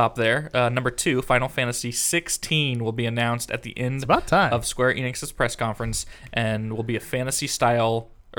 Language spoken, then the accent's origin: English; Columbia, Missouri, United States; I'm also from Missouri, sorry. Like from the Columbia area.